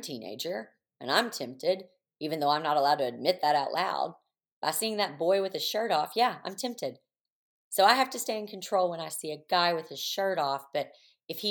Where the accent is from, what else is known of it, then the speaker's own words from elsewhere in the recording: the Bible Belt, the South, United States; moved away; I'm from the Bible Belt